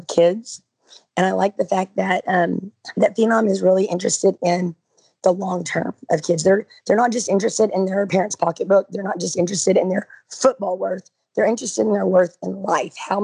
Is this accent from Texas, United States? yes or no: yes; Texas, United States; I'm from Texas, the big football state